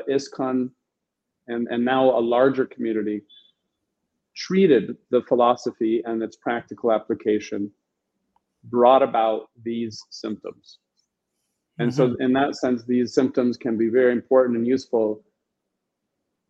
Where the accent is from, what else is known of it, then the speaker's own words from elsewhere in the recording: New Vrindaban, West Virginia, United States; I was born and raised in New Vrindavan